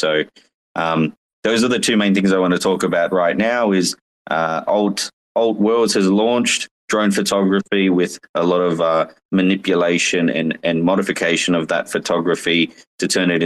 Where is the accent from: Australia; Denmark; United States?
Australia; I'm from Australia